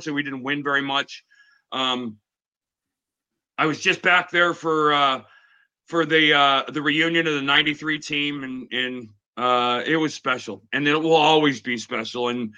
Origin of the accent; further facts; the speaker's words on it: Phoenix, Arizona, United States; But I grew up in Phoenix. And Phoenix was my home. I went to high school there. So I went home, in a sense, to Arizona.